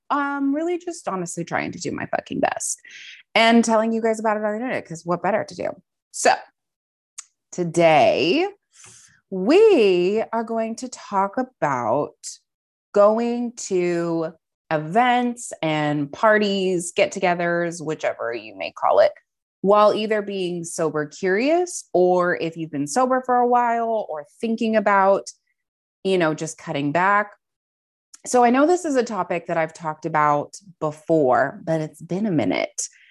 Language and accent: English; Montana, United States; moved away as an adult; also born or lived in Maryland; now in San Diego, United States; I grew up primarily in Montana. So, um, from the age of like nine or ten to twenty-one when I moved down here to San Diego